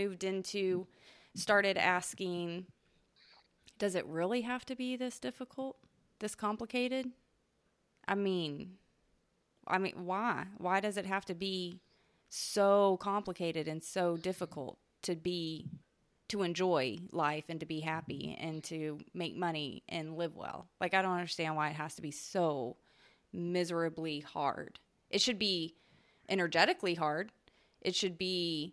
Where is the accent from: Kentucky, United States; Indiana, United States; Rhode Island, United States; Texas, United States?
Texas, United States; Southeast; growing up in Southeast Texas